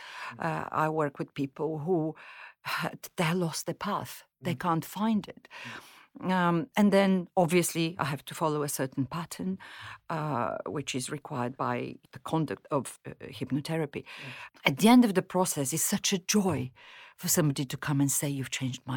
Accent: Bulgaria; English is a second language; moved away as an adult; also born or lived in Mozambique / Moscow; now in United Kingdom; in Bulgaria, when I grew up in the 70s and 80s, we were poor

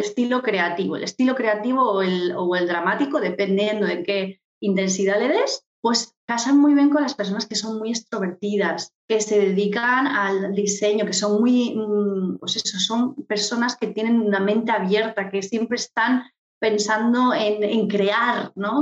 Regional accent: Murcia, Region of Murcia, Spain; moved away as an adult; also born or lived in London / Palma de Mallorca; yo soy de Murcia, para, poner en posición a todos los oyentes, soy de Murcia y ya estando en Murcia

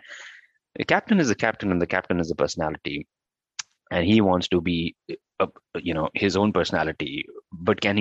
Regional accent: Delhi, India; moved away as an adult; I have been born and brought up in Delhi, lived 30 years of my life there

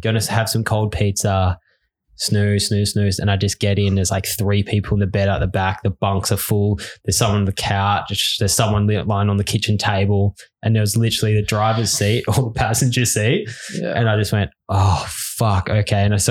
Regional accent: Australia; growing up in Australia

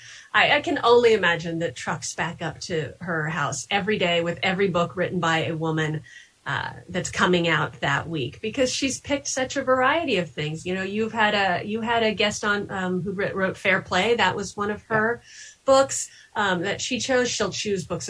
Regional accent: Kansas, United States; now in New Hampshire, United States; I live in New Hampshire now, even though I grew up in Kansas.

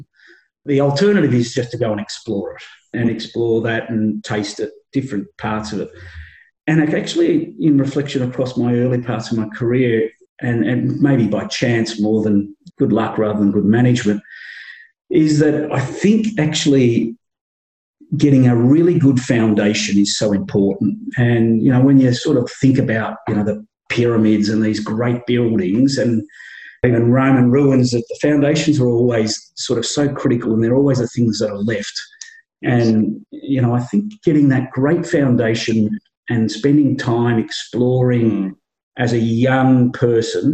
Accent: Yarra Valley, Victoria, Australia; I grew up in the Yarra Valley

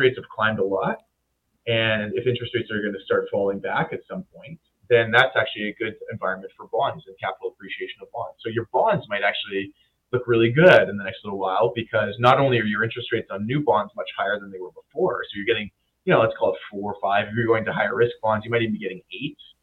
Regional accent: Winnipeg, Manitoba, Canada; I'm from Winnipeg

